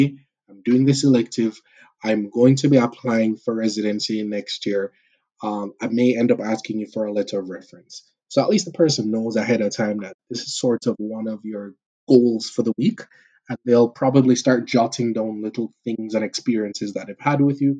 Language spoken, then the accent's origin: English; Jamaica; moved away as an adult; now in Canada; the culture and personality we have as Jamaican people